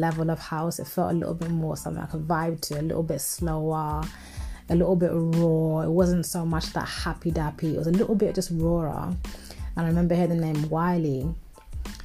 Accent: London, United Kingdom; I'm from North London in Tottenham.

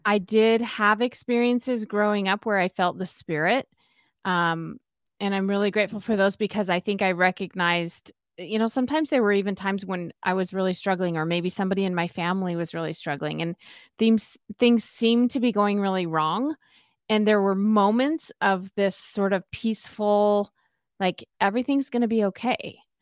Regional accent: Spokane, Washington, United States; moved away as an adult; also born or lived in Utah / California; I grew up in Spokane, Washington

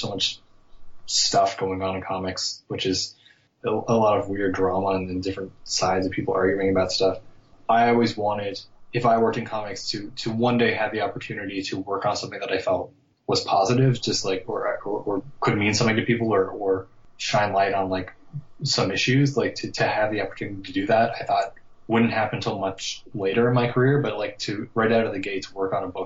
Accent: Newfoundland and Labrador, Canada; I'm from Newfoundland, and there's not a whole lot of people who work in comics here

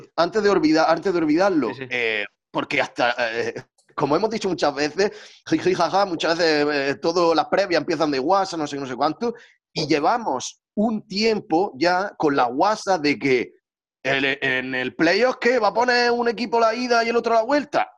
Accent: Almería, Andalusia, Spain; soy almeriense

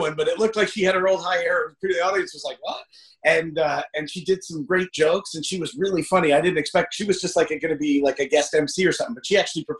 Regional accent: New Jersey, United States; now in Hollywood, United States; Before I moved to Hollywood, I grew up in New Jersey.

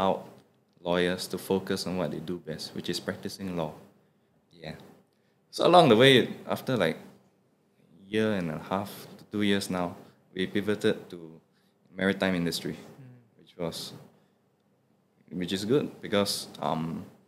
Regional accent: Singapore; I, as a Singaporean Chinese

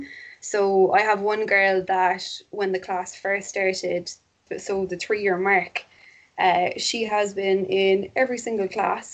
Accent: Cork, Munster, Ireland; I'm from Cork. I live in Cork. I've always lived in Cork.

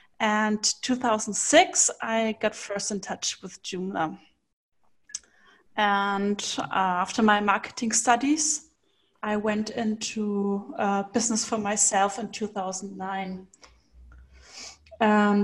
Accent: Nuremberg, Bavaria, Germany; I come from Nuremberg. It's from Germany

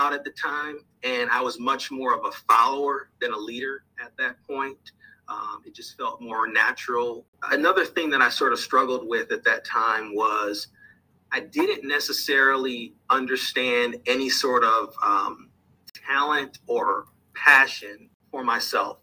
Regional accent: Minneapolis, Minnesota, United States; moved away as an adult; now in St. Louis, United States; I was born in Minneapolis, Minnesota

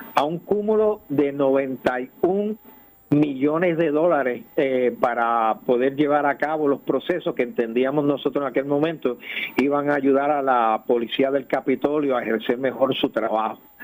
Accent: Puerto Rico; moved away as an adult; yo fui nacido y criado en Puerto Rico soy producto de tus escuelas públicas

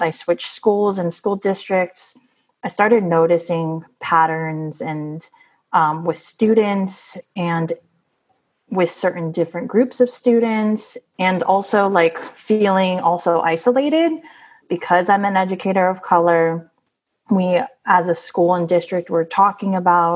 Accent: San Francisco, California, United States; I was born and raised in San Francisco

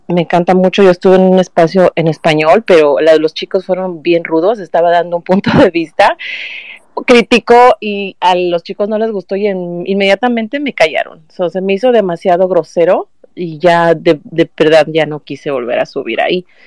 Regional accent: Mexico; now in California, United States; Yo, yo soy originaria de México, y, y, vivo en California

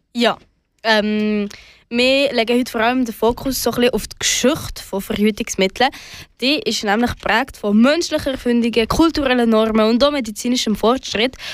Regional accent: Switzerland; bei uns in der Schweiz

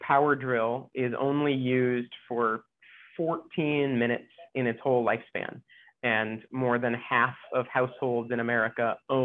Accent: Ohio, United States; moved away as an adult; also born or lived in Indiana / Kansas / Boston / New York; now in Hawaii, United States; I was born in Indiana, grew up in Ohio

